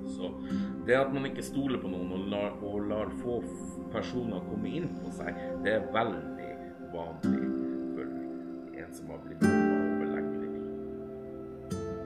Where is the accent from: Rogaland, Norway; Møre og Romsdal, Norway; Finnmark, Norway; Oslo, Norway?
Finnmark, Norway; Alta; now in Tjeldsund, Norway; Jeg er opprinnelig fra Alta